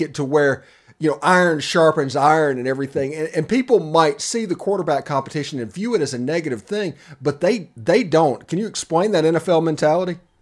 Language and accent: English; South Mississippi, United States; I'm from South Mississippi.